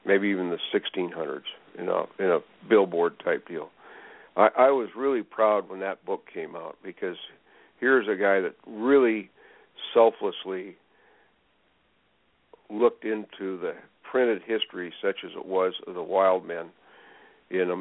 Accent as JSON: {"language": "English", "area": "Sand Hills", "region": "north central Nebraska", "country": "United States", "tie": "born or raised there", "moved": "yes", "lives_now": "Oregon, United States", "said": "I grew up in the Sand Hills"}